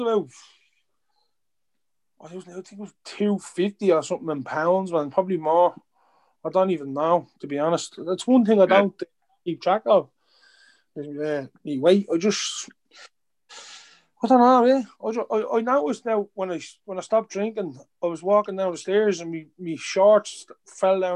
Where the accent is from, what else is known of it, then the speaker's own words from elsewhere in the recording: Dublin, Leinster, Ireland; I'm from Ballymun